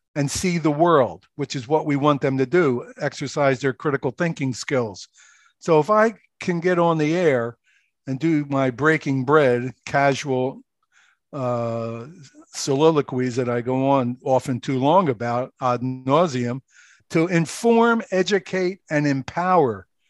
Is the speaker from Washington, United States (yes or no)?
no; Philadelphia, Pennsylvania, United States; moved away as an adult; also born or lived in Okinawa; now in New Jersey, United States; I grew up in Philadelphia, lived in the Roe House